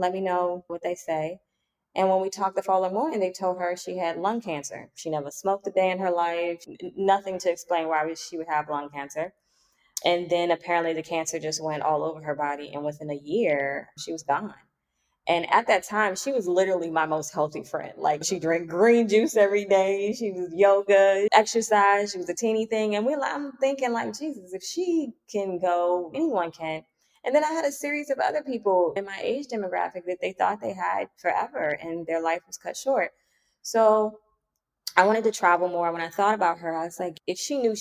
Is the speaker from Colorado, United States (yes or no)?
no; Washington, District of Columbia, United States; moved away as an adult; now in Lisbon, Portugal; I'm currently in Lisbon, Portugal, and I'm from Washington, D.C.